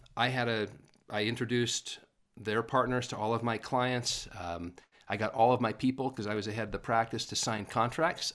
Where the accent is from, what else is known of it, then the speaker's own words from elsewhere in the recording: Paul, Idaho, United States; moved away; also born or lived in California / Utah; born and raised in Paul, Idaho.